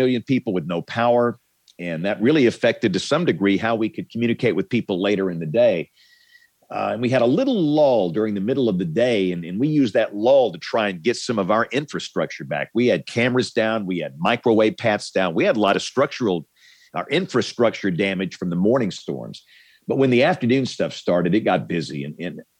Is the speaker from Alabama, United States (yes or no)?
yes; Greenville, Alabama, United States; also born or lived in Tuscaloosa, Alabama; I'm from a small town in South Alabama. You guys have probably never heard of my hometown. It's called Greenville, Alabama